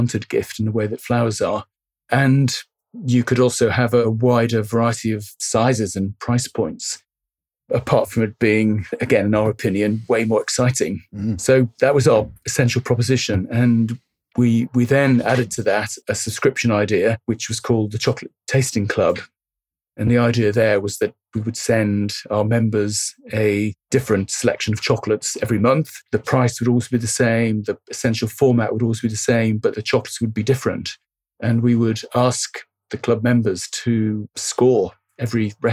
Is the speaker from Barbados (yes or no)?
yes; Barbados; moved away; also born or lived in France; the time that I grew up living in Barbados